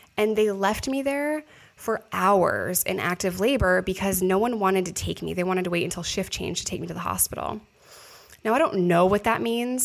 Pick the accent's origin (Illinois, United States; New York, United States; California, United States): New York, United States; moved away; I'm a New Yorker